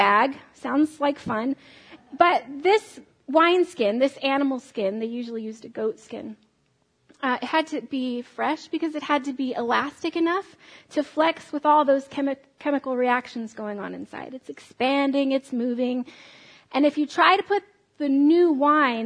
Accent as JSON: {"language": "English", "country": "United States", "said": "I'm an American"}